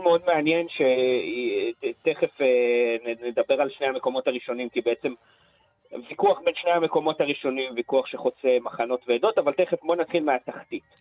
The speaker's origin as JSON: {"language": "Hebrew", "country": "Israel", "tie": "born or raised there", "said": "גדלתי בלינה משותפת בקיבוץ"}